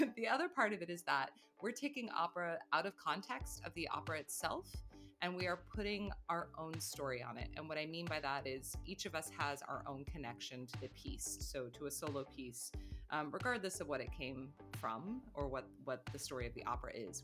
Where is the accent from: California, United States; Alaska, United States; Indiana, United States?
Indiana, United States; Carmel; now in Berlin, Germany; I'm actually from Indiana, Carmel, Indiana